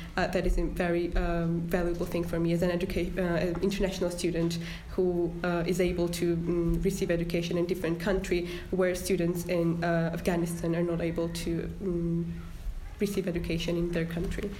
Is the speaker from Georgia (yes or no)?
yes; Georgia; now in Harrogate, United Kingdom; I'm from Georgia